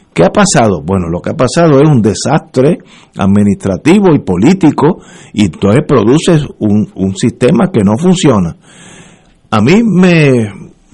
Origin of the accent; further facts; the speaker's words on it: Puerto Rico; yo soy puertorriqueño y moriría aquí